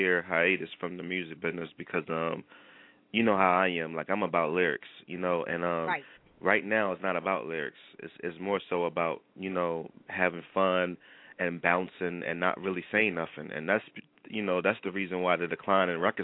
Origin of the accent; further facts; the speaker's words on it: Philadelphia, Pennsylvania, United States; I'm from West Philly. You know, the west side of Philadelphia. An area called Hilltop. So, you know, I was born and raised.